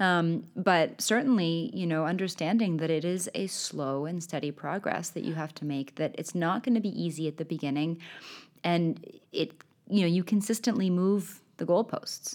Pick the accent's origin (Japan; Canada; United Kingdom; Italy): Canada; first language English; now in Sweden; a native speaker of English, being Canadian, having grown up and now be living in Sweden